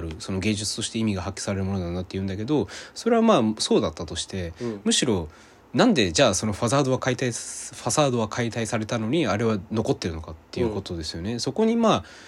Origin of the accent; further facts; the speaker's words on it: Hirakata, Osaka, Japan; 僕は大阪でしかも枚方とかがあの地元なのでうん、で枚方ってすごい近いんですねあそこから、だから小さい頃から腐るほど見てるんですよ